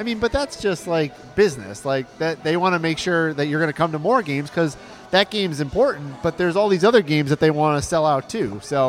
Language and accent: English; Michigan, United States; moved away; where I grew up in Michigan.